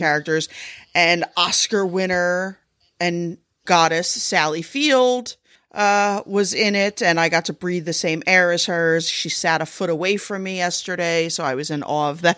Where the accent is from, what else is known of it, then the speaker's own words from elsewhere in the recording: United States; I'm American